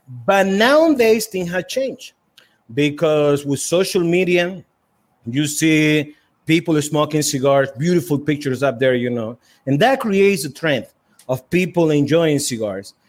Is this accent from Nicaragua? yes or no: yes; Estelí, Nicaragua; growing up in Esteli was tough